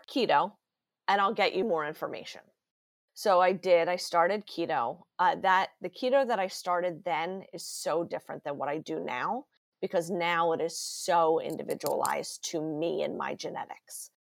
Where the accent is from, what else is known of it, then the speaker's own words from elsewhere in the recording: Huntingdon Valley, Pennsylvania, United States; I am from Huntington Valley, Pennsylvania. It's a northeast suburb of Philadelphia.